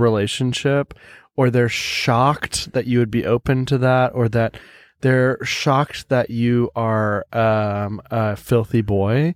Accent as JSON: {"language": "English", "country": "United States", "moved": "yes", "lives_now": "Sweden", "said": "I'm an American living in Sweden."}